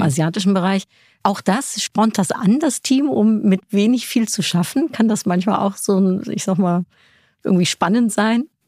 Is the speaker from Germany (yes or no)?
no; Netherlands; moved away; Also ich komme aus den Niederlanden